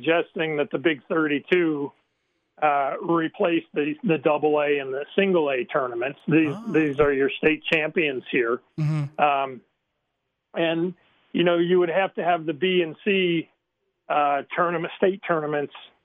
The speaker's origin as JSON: {"language": "English", "region": "Michigan", "country": "United States", "tie": "born or raised there", "moved": "yes", "lives_now": "Montana, United States", "said": "I grew up in Michigan"}